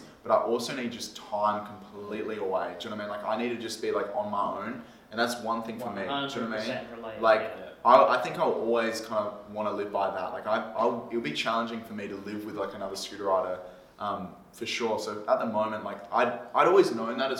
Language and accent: English; South Australia, Australia; moved away; Liam and I grew up in South Australia together